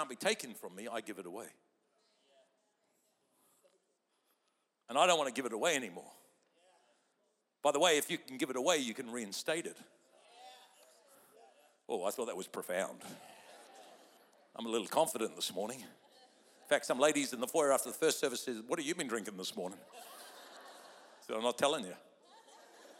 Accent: New Zealand; moved away; I'm a Kiwi by birth

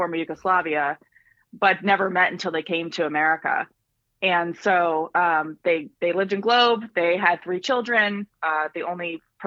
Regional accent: Flagstaff, Arizona, United States; moved away; I grew up in Flagstaff

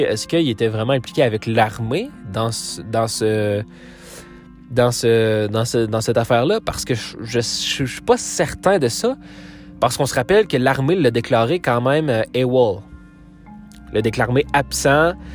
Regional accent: Quebec, Canada; je viens du Québec, je viens du Canada

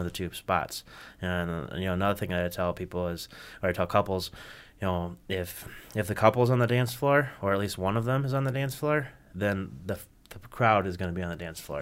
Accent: Kalamazoo, Michigan, United States; I'm from Kalamazoo

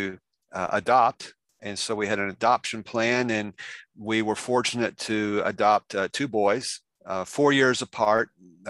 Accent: Indiana, United States; accent: Southern; I'm from Indiana, born in, raised here my whole life, actually grew up 3 miles from here

